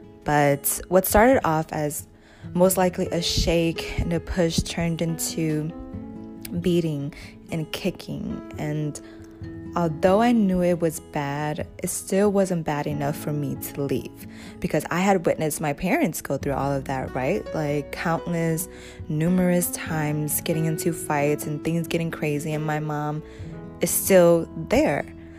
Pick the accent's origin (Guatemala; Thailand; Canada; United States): Thailand; born there; I was born in Thailand in a refugee camp called Ban Vi Nai